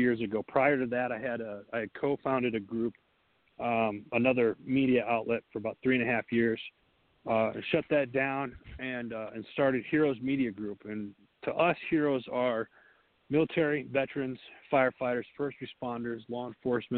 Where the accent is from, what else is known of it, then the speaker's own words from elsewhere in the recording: Wisconsin, United States; I say Wisconsin because it's in my hometown, in that district up there